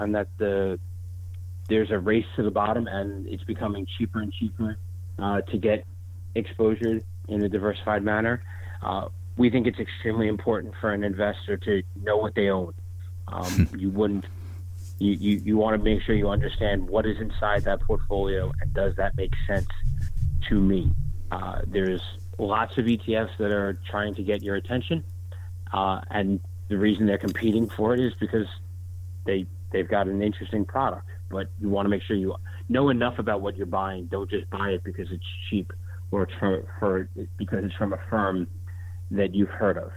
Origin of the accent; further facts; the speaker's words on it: New York, United States; now in Michigan, United States; growing up in New York and then moving to Michigan